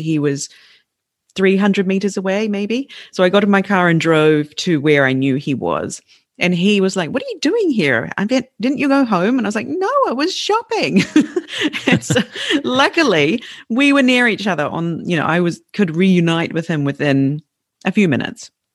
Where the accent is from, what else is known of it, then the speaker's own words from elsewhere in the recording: New Zealand; moved away as an adult; now in Fukushima, Japan; my home country, in a place which never gets earthquakes, Christchurch